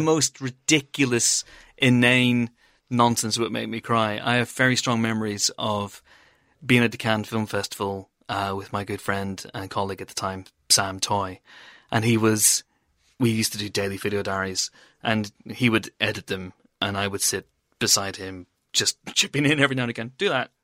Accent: Banbridge, Northern Ireland, United Kingdom; moved away; I went once to a football match for my hometown, Baton Rouge in Northern Ireland.

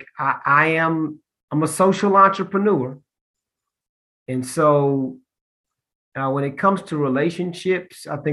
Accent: Columbus, Ohio, United States; also born or lived in Austin, Texas; now in Charlotte, United States; my home, I mentioned, is Columbus, Ohio

